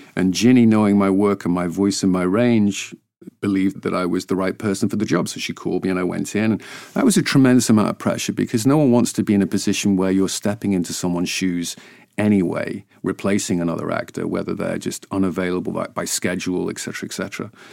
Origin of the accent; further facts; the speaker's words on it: Ainsdale, North West England, United Kingdom; also born or lived in Wigan; now in United States; I was born in Wigan, in northwest England, and raised in a, a little seaside village called Ainsdale.